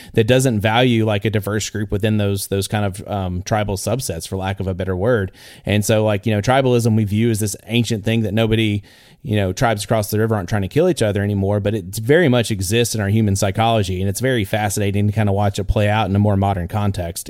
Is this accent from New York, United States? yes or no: no; Northeast Texas, United States; I'm a guy from Northeast Texas